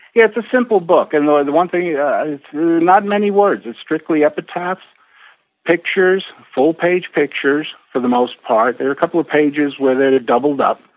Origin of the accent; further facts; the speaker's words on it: New York, United States; moved away; also born or lived in Rockport, Massachusetts; I was actually born and bred in New York